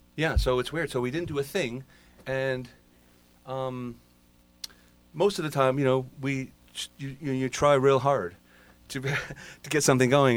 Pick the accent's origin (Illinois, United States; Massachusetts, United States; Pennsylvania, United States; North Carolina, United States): Massachusetts, United States; we're from Massachusetts.